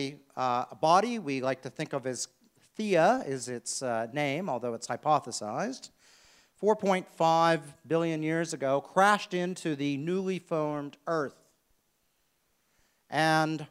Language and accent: English; United States; now in Australia; as an American